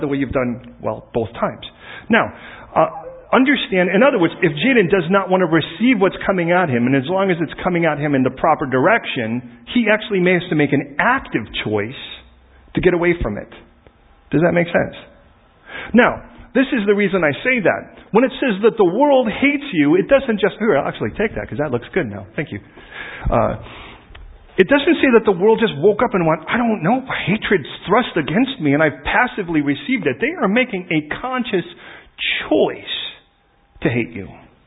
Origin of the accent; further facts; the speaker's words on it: Chicago, Illinois, United States; I was born on the south side of Chicago, and I used to say I was the only white chocolate chip in the cookie.